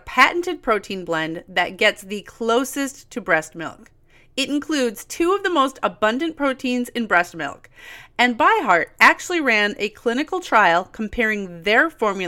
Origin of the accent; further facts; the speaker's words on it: Midwest, United States; I grew up in the Midwest